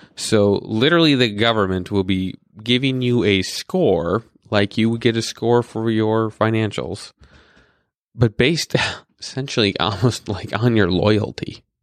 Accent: North Dakota, United States; I was born in North Dakota

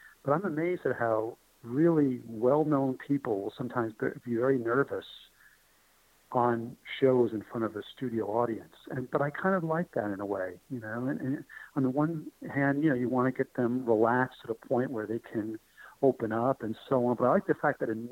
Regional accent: New York City, New York, United States; moved away; That McDonald's was my McDonald's growing up in New York. And it was tough. It was a very difficult neighborhood

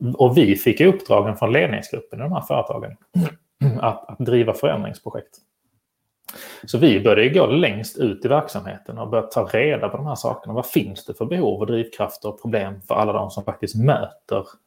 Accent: Malmö, Skåne, Sweden; now in Stockholm, Sweden; jag bor ju själv i Stockholm, men är född och uppvuxen här i Malmö

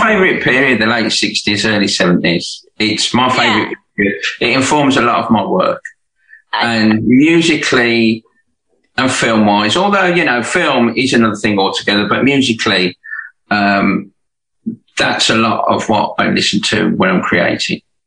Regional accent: Birmingham, West Midlands, United Kingdom; now in Hove, United Kingdom; I'm from Birmingham, but not Alabama.

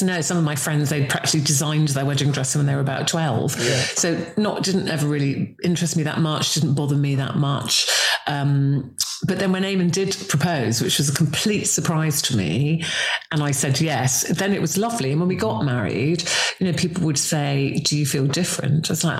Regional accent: Singapore; born there; I've got that real weird mishmash because we were an army family. So I was born in Singapore. I travelled around with my parents.

